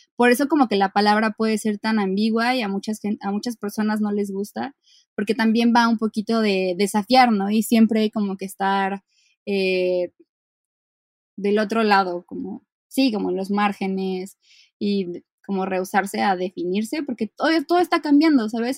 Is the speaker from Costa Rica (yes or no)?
no; Mexico City, Mexico; soy una ilustradora de la Ciudad de México